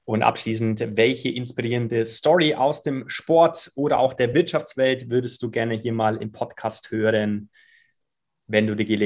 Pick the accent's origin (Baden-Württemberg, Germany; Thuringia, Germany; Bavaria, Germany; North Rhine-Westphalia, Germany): Bavaria, Germany; Ja, die, die, die Schwarzwälder und auch die Allgäuer, da wo ich herkomme, die denken halt dann auch ähm, häufig mal anders.